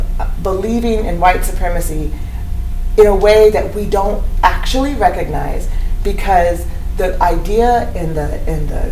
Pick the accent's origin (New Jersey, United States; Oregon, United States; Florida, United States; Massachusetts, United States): Oregon, United States; Eugene; also born or lived in Cottage Grove, Oregon; growing up in Eugene and living in Cottage Grove, Oregon